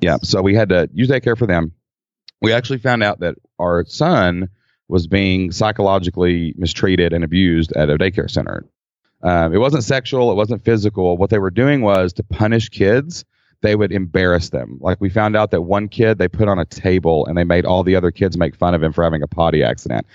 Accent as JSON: {"language": "English", "region": "Kentucky", "country": "United States", "accent": "Kentucky", "said": "we're in Kentucky. I mean, you can tell by my accent probably"}